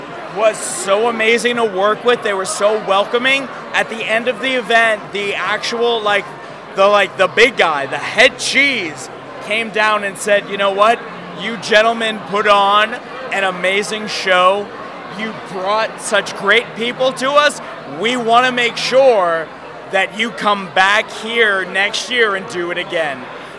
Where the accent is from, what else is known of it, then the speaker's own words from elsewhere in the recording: New York, United States; I am a New Yorker. So trust me when I tell you, I pulled every string in my New York bag that I could find.